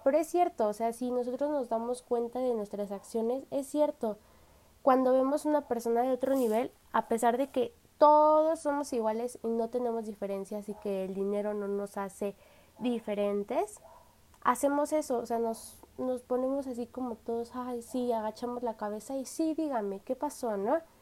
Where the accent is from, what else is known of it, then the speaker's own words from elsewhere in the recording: Mexico; nosotros como mexicanos